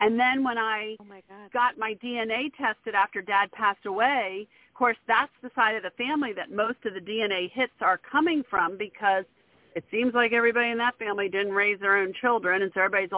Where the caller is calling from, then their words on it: Maryland, United States; I'm calling from Maryland.